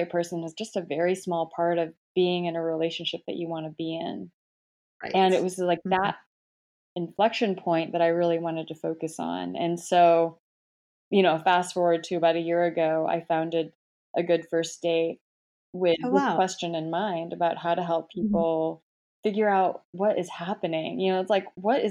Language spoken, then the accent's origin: English; Michigan, United States; moved away as an adult; also born or lived in Atlanta, United States / England / Hong Kong / Shanghai, China; now in New York, United States; I'm actually originally from Michigan. My parents are Korean. And, I was born there, grew up there